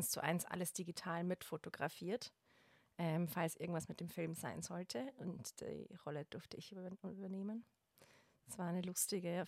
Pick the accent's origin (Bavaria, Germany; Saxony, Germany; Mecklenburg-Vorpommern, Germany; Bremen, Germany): Bavaria, Germany; ich komme aus Bayern und...